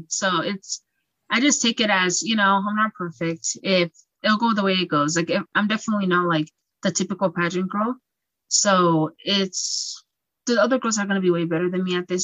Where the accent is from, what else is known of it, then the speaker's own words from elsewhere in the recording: Utah, United States; I was just born and raised in Utah